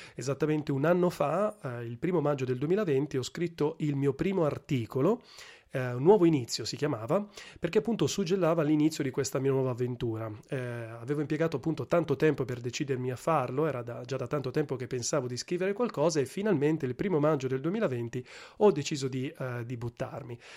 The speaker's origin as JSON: {"language": "Italian", "town": "Milan", "region": "Lombardy", "country": "Italy", "tie": "born or raised there", "also_born_or_lived": "Gela / Sassari", "moved": "as an adult", "lives_now": "Rome, Italy", "said": "in realtà sono cresciuto a Milano"}